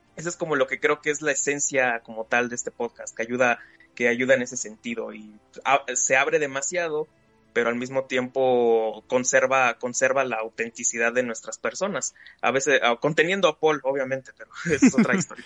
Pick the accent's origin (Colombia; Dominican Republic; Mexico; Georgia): Mexico; como buen mexicano